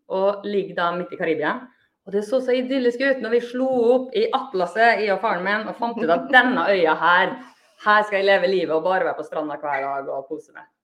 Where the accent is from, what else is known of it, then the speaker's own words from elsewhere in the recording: Molde, Møre og Romsdal, Norway; now in Bergen, Norway; jeg er fra Molde